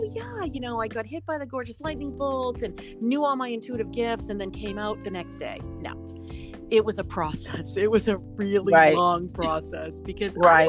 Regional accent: Boston, Massachusetts, United States; I am from Boston

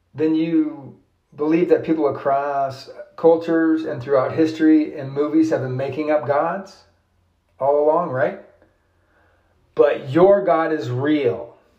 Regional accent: United States; as an American

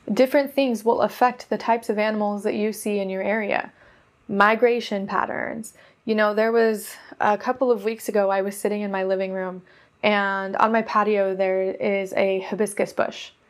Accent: Oregon, United States; also born or lived in Nevada / California; because I come from Oregon. And then before that, I was in Nevada. And then I was in California.

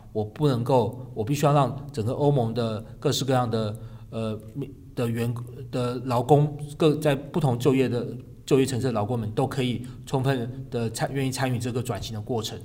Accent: Kaohsiung, Taiwan; 因为我自己是高雄人

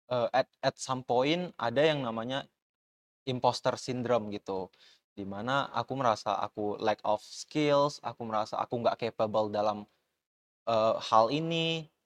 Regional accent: Batam, Riau Islands, Indonesia; now in Cikarang, Indonesia; aku tuh uh, asalnya dari Batam, jadi aku benar-benar datang ke sini sendiri sebagai anak rantau, datang ke Cikarang buat uh, fokusin kuliah aku

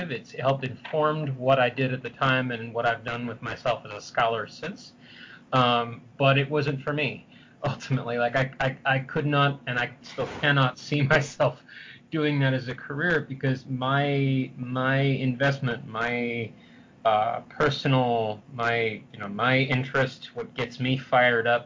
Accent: San Francisco, California, United States; now in Pittsburgh, United States; Uh, I'm originally from San Francisco, but if you ask me where my hometown is, I depending on what depending on depending on the context in which I'm asked, I will either say Philadelphia or Pittsburgh or Sendai, Japan.

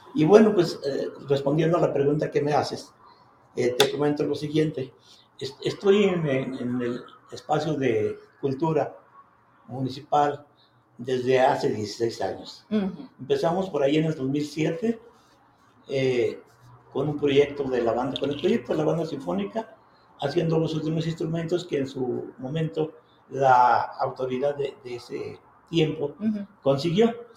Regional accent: Ojocaliente, Zacatecas, Mexico; mi pueblo

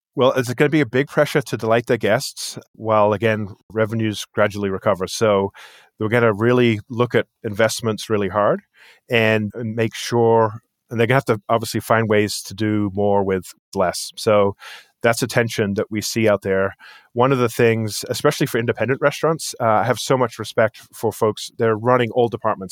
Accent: England, United Kingdom; moved away as an adult; also born or lived in New Jersey, United States; now in United States; I moved over here after high school when I was eighteen years old. I grew up in England, actually

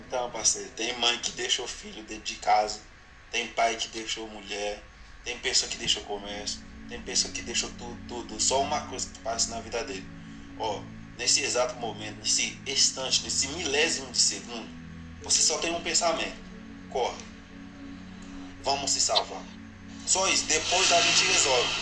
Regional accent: Haiti; Portuguese is a second language; moved away as an adult; now in Brazil; Eu sou do Haiti

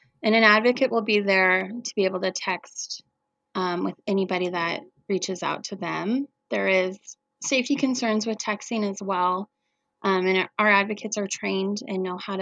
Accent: Coeur d'Alene, Idaho, United States; I'm from Coeur d'Alene, and this community has always been amazing

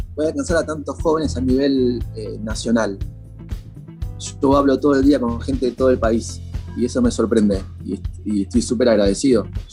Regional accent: Buenos Aires, Argentina; yo soy de Lugano

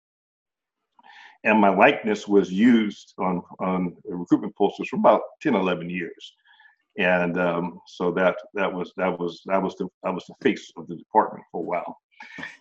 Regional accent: Oakland, California, United States; also born or lived in Washington, D.C.; I hail from Oakland, California. I was raised in Oakland.

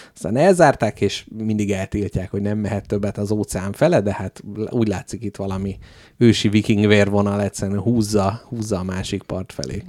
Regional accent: Hungary; magyar emberek vagyunk

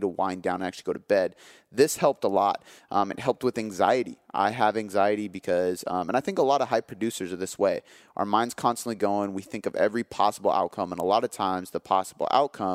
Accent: Seattle, Washington, United States; I am from Seattle

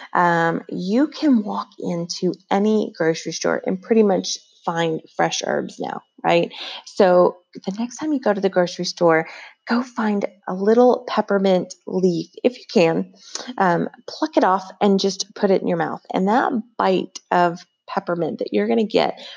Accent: Tennessee, United States; now in Las Vegas, United States; we currently live in Las Vegas, Nevada, but I'm from Tennessee, born and raised, and well, not born there, but raised there from the age of 2 on

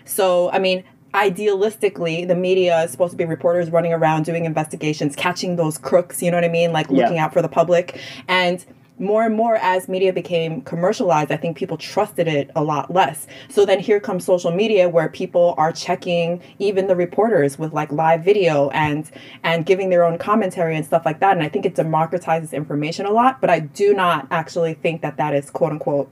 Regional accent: New York City, New York, United States; we're both from Queens

